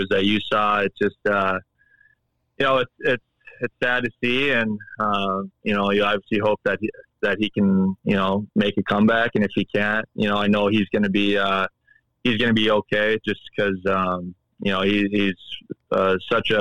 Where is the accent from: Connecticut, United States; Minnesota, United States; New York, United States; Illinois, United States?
Minnesota, United States; also born or lived in Edina, Minnesota; growing up in Minnesota